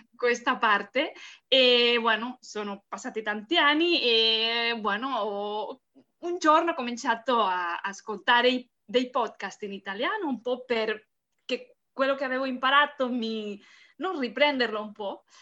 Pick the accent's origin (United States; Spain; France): Spain; Barcelona, Catalonia; Italian is a second language; sono dall'Espagna, sono spagnola, eh, di Barcellona